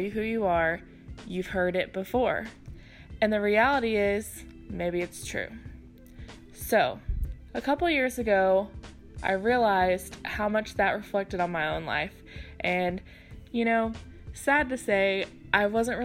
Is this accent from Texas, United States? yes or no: yes; Houston, Texas, United States